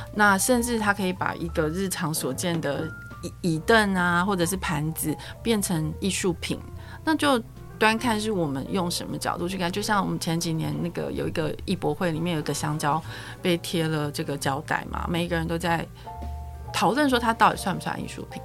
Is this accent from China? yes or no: no; Taiwan; 我们台湾人很爱看日本的广告